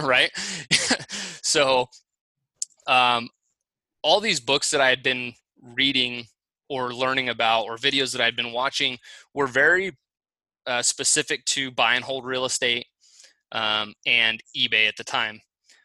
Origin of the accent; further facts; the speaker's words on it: Fresno, California, United States; moved away as an adult; also born or lived in San Luis Obispo, California; now in Boise, United States; I'm born and raised in Fresno.